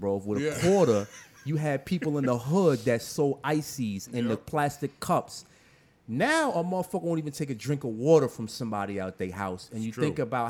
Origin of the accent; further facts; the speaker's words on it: Middletown, New York, United States; I was born in front of Horton Hospital in the cab. My mom didn't make it inside the hospital.